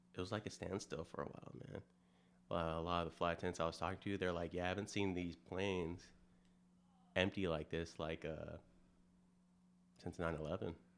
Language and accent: English; California, United States; moved away; originally I'm from California, moved here in two thousand six